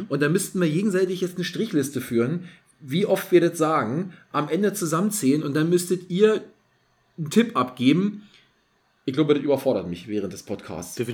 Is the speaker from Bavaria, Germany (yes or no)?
no; Berlin, Germany; weil sonst ich als Berliner würde das natürlich ja nicht wissen.